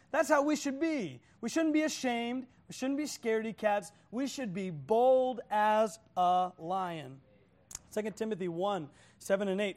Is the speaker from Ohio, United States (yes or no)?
no; Oklahoma, United States; I'm from Oklahoma